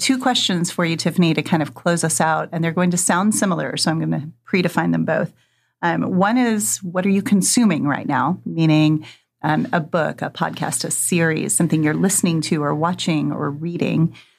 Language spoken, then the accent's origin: English; Wenatchee, Washington, United States; I grew up in Wenatchee, Washington, as it happens.